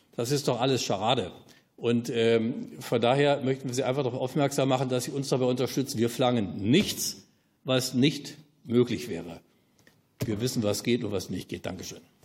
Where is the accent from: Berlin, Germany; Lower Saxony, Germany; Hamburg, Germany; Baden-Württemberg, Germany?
Berlin, Germany; ich habe mich als Ostberliner DDR-Bürger immer als Deutscher gefühlt